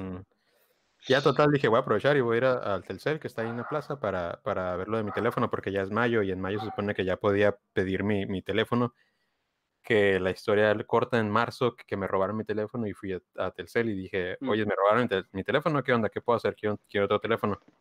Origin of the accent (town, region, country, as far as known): Mexicali, Baja California, Mexico; born or raised there; moved away